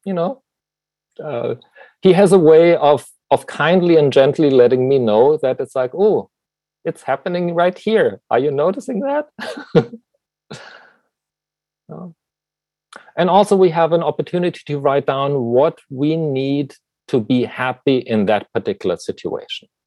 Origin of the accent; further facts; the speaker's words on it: Germany; moved away; as you can tell probably from my accent, you know, I was born in Germany